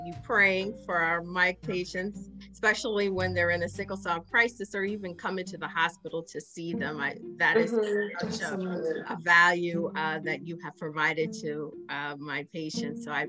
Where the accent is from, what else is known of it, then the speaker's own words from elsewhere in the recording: Wilmington, Delaware, United States; we're both from Wilmington, right? We grew up here.